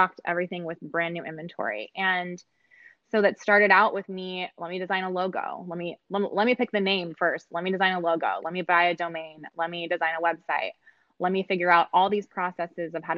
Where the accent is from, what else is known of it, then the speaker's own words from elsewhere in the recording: California, United States; I'm from California